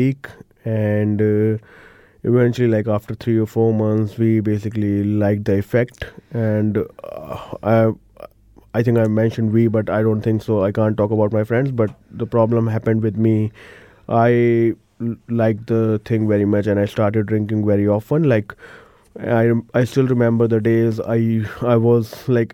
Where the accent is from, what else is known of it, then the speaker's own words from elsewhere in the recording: India; moved away as an adult; now in Christchurch, New Zealand; Originally, I'm from India, one of the big cities over there, and came here in Christchurch seven and a half years ago